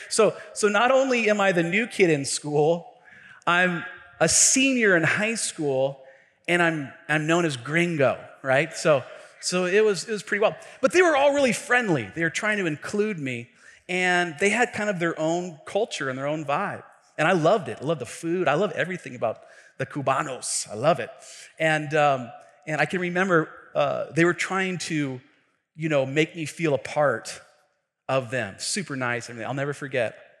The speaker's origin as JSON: {"language": "English", "town": "Tacoma", "region": "Washington", "country": "United States", "tie": "born or raised there", "said": "I grew up in a neighborhood here in Tacoma"}